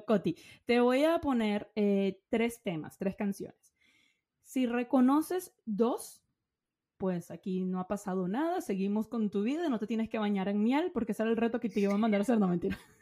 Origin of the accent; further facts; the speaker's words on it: Venezuela; moved away; yo soy venezolana